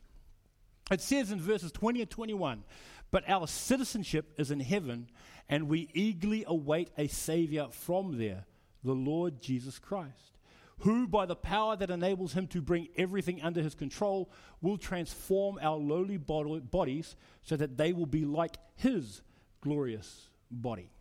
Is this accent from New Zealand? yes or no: yes; New Zealand; now in Australia; I'm from New Zealand. I became an Australian citizen maybe 2003, 2004